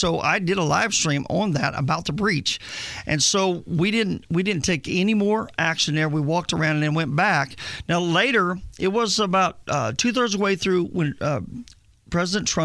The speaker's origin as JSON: {"language": "English", "town": "Indianapolis", "region": "Indiana", "country": "United States", "tie": "born or raised there", "also_born_or_lived": "Texas", "moved": "yes", "lives_now": "Tennessee, United States", "said": "I'm originally born and raised in Indianapolis, Indiana"}